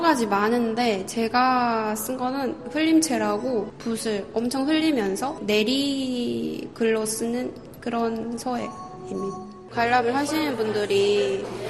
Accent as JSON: {"language": "Korean", "country": "North Korea", "moved": "yes", "lives_now": "South Korea", "said": "북한 사람으로서"}